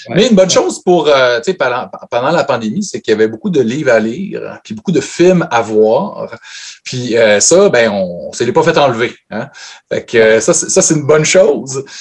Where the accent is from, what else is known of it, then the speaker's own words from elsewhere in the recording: Saguenay, Quebec, Canada; moved away; also born or lived in Montreal; je viens de Chicoutimi.